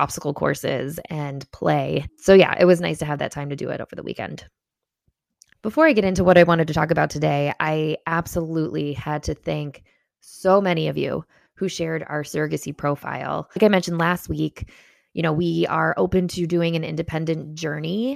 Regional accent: Chicago, Illinois, United States; as a Chicagoan

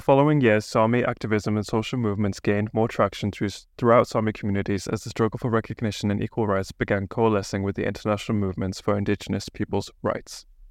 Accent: England, United Kingdom; now in Bergen, Norway; I'm an English guy

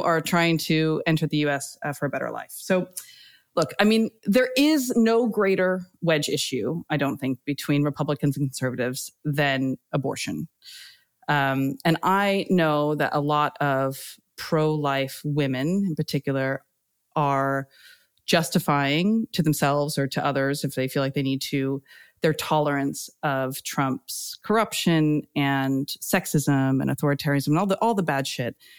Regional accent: United States; moved away as an adult; now in United Kingdom

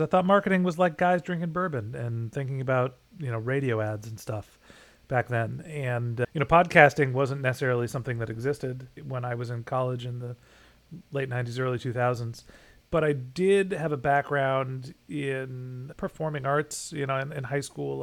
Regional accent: California, United States; moved away as an adult; also born or lived in Boston / Orange County / Dallas, Texas; I'm a kid from California, then went to school in Boston

